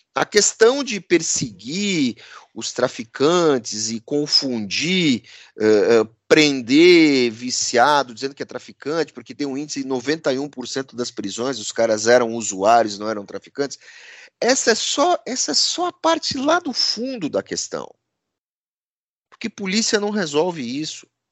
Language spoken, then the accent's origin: Portuguese; São Paulo, Brazil; Nós todos aqui paulistanos Paulistas, eh, paulistanos quase da gema, porque né, dois, eh, três não são da cidade de São Paulo, mas somos paulistanos